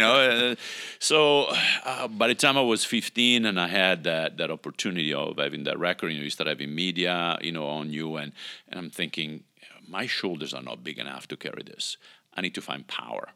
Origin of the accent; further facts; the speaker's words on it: Italy; moved away; I grew up in Italy, obviously, with, you know, the institutional religion there